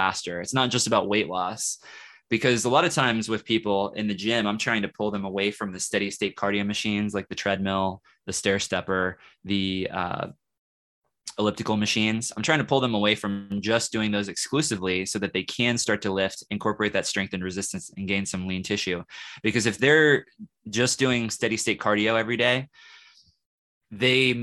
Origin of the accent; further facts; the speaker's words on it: Kansas City, United States; now in Lawrence, United States; I live in Lawrence, okay, and I'm from Kansas City, so I know that city well